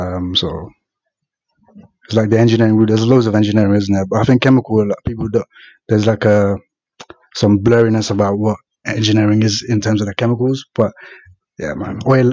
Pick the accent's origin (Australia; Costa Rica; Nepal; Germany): Nepal; eastern Nepal; now in United Kingdom; So, I'm basically a Tapali. So, that's east of the country.